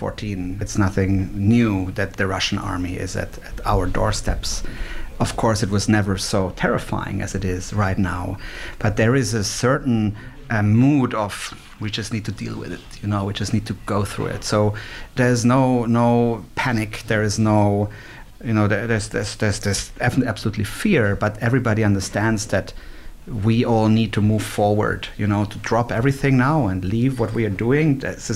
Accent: Switzerland; also born or lived in Germany; It was so strange for me growing up in Switzerland and Germany.

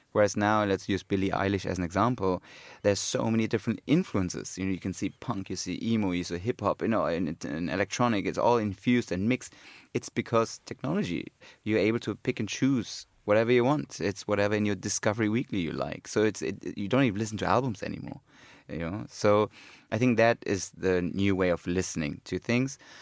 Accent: Cologne, North Rhine-Westphalia, Germany; when I was growing up in Cologne

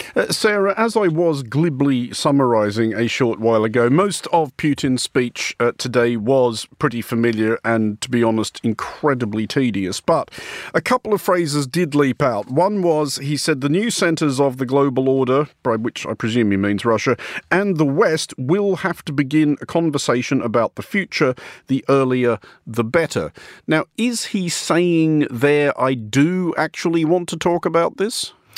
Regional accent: Australia; moved away; at home where I come from announcing myself as Irish or Irish Australian

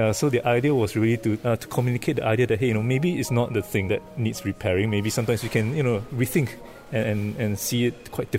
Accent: Singapore; I'm from Singapore.

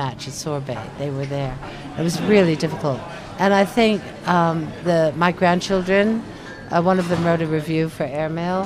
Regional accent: United States; now in London, United Kingdom; it's my own country, the United States

